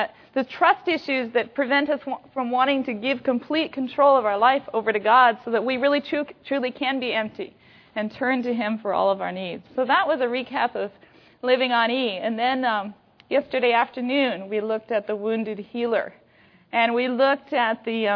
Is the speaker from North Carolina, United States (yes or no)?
no; Washington, United States; I come from Washington State, so I come from that northeast corner of here.